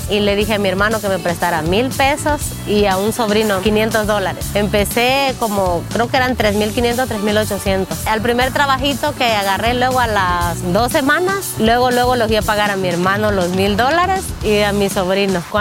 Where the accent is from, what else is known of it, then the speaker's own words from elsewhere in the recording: Guerrero, Mexico; moved away as an adult; now in United States; Mi compañía se llama Padillas Construcción y soy de Guerrero, México.